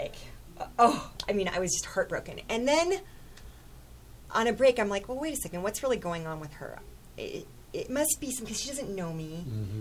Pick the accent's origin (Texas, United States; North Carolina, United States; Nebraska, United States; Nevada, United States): Nebraska, United States; Chadron; I was raised in Chadron, which is a mid-sized town in the western part of Nebraska.